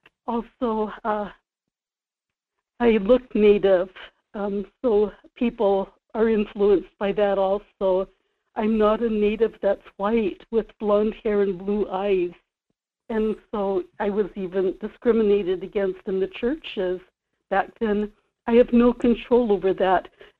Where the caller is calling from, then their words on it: Kodiak, Alaska, United States; in Kodiak.